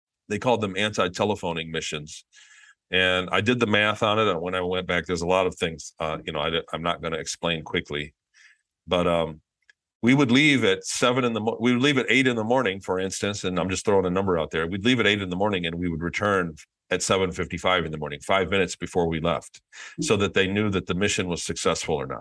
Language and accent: English; Michigan, United States; since I was born, I lived in Michigan. I grew up in Michigan